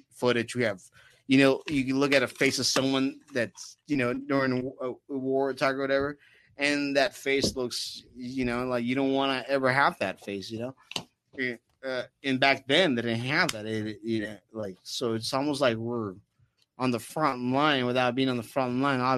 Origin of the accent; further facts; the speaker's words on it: Oceanside, California, United States; we're from Oceanside